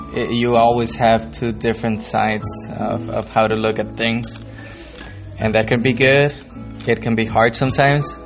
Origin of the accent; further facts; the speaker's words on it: San Juan, Texas, United States; also born or lived in Reynosa, Tamaulipas, Mexico; I was born here uh, in yeah. San Juan